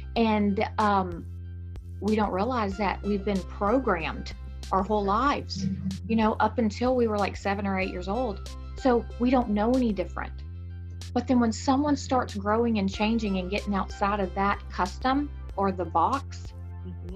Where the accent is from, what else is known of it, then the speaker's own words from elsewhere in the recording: Texas, United States; accent: Texan; my texan accent